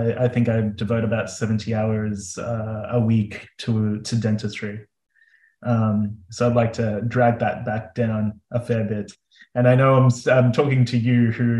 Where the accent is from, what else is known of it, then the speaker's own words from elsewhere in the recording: Melbourne, Victoria, Australia; moved away as an adult; also born or lived in Adelaide; now in South Australia, Australia; I'm originally from Melbourne, but we trained in Adelaide